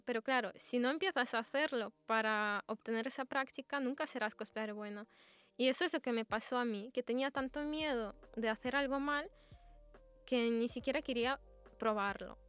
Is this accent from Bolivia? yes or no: no; Russia; Spanish is a second language; now in Spain; soy de Rusia